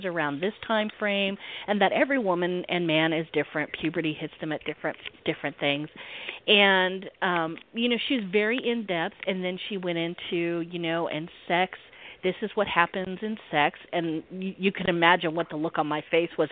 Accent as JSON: {"language": "English", "region": "the South", "country": "United States", "said": "I'm in the South, so I am a Southerner"}